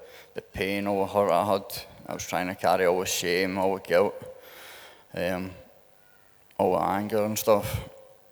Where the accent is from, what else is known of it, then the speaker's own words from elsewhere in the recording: St Andrews, Scotland, United Kingdom; I'm from St Andrews, down the road a wee bit